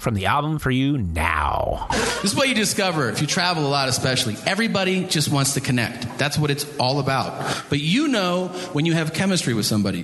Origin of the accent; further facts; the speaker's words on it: Los Angeles, California, United States; I go, Los Angeles